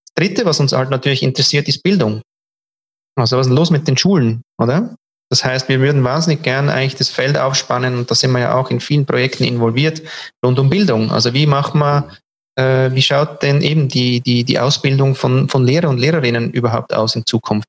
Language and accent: German; Switzerland; Bei uns in der Schweiz